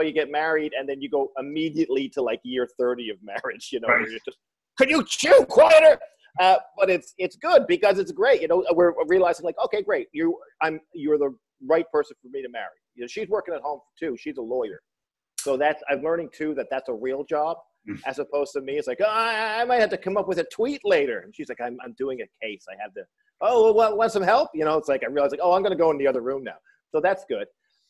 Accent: St. John's, Newfoundland and Labrador, Canada; I am in St. John's, Newfoundland, land of my birth, right downtown

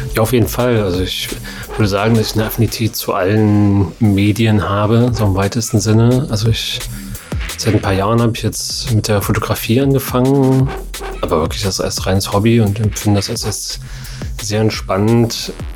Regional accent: Erfurt, Thuringia, Germany; now in Leipzig, Germany; bin ich ja in Erfurt aufgewachsen

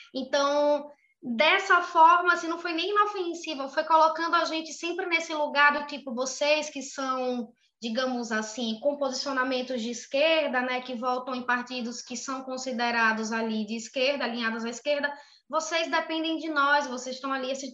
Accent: Northeast Region, Brazil; accent: Northeastern; eu tenho muito sotaque

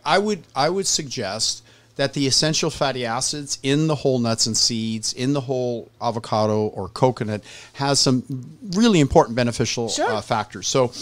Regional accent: Southern California, United States; I'm from Southern California.

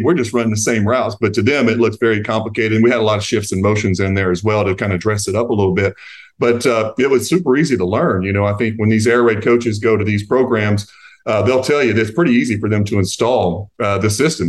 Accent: Eastern Kentucky, United States; I grew up closer to Knoxville, Tennessee than I did to Lexington, where I grew up in Eastern Kentucky.

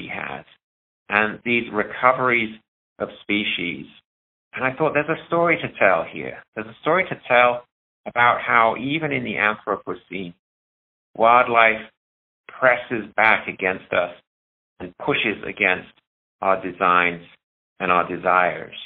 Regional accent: United Kingdom; moved away as an adult; now in Missoula, United States; back in the UK, where I learned my original philosophies of wildlife and animals

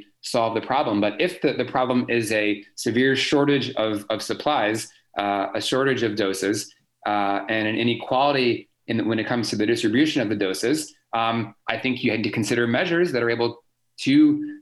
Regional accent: United States; moved away; I'm American as well.

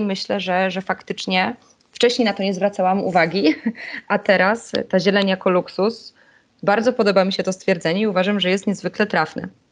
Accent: Kraków, Lesser Poland, Poland; Ja mieszkam w Krakowie i pochodzę z Krakowa

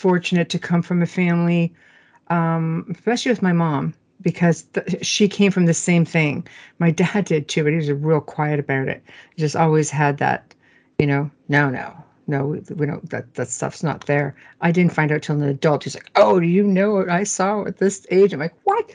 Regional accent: Sudbury, Ontario, Canada; moved away; I was born and raised in Sudbury, Ontario

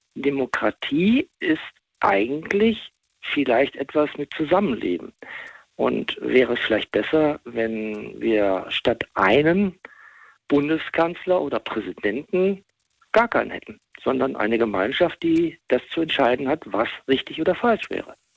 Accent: West Germany, Germany; Ich bin im Westen, im Westen groß geworden

